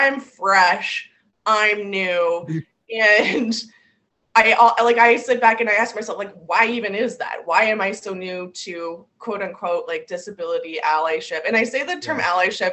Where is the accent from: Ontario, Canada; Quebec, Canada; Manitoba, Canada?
Ontario, Canada; St. Catharines; I was born and raised in St. Catharines, Ontario